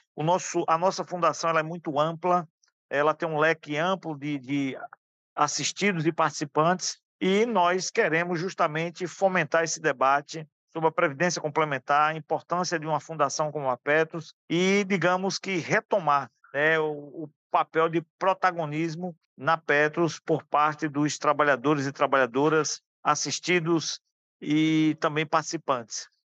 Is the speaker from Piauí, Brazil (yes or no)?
no; Alagoinhas, Bahia, Brazil; sou da Bahia, da cidade de Alagoinhas